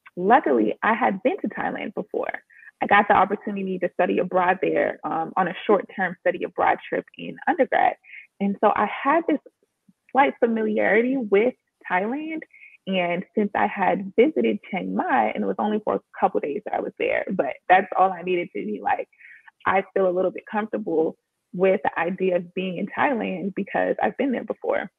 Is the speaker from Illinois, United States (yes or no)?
no; Washington, District of Columbia, United States; moved away as an adult; also born or lived in Los Angeles, California; I'm from Washington, D.C.